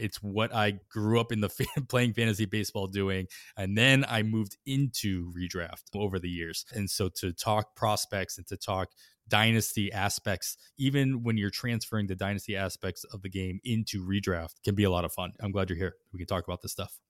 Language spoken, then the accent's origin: English; Western Massachusetts, United States; moved away as an adult; also born or lived in Boston / Oakland, California / Dunedin, Florida; now in Indianapolis, United States; I grew up in Western Mass